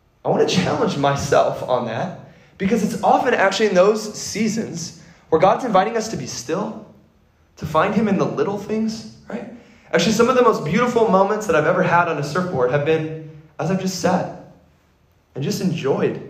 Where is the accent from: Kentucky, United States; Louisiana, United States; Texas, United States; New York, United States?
Kentucky, United States; moved away as an adult; also born or lived in California; I grew up in Kentucky, far, far away from an ocean